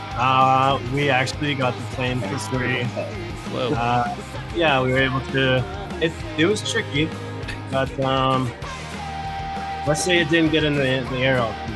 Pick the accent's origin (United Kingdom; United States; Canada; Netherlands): Canada; the Maritimes; I'm from the Maritimes